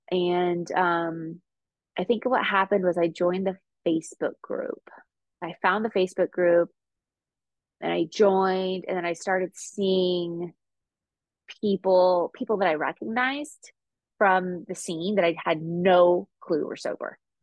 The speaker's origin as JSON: {"language": "English", "region": "California", "country": "United States", "said": "I'm from California"}